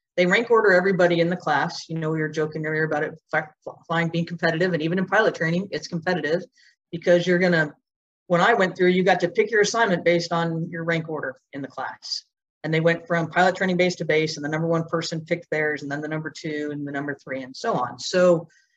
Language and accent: English; San Bernardino, California, United States; I grew up in San Bernardino, California